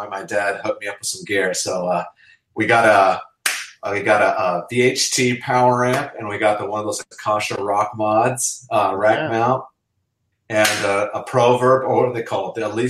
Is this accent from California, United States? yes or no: yes; Los Angeles, California, United States; also born or lived in England; I grew up in Los Angeles